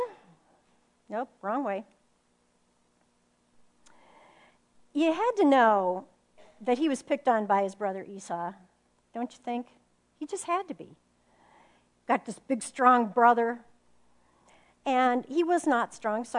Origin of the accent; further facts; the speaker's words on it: Phoenix, Arizona, United States; I'm from Phoenix, Arizona